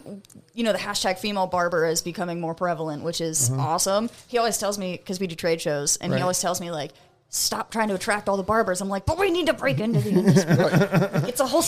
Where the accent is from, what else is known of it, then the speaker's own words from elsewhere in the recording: Lisbon, Ohio, United States; moved away as an adult; I'm from Northeast Ohio, mm-hmm. a podunk middle-of-nowhere town called Lisbon. It's literally like 3,000 people still in 2022.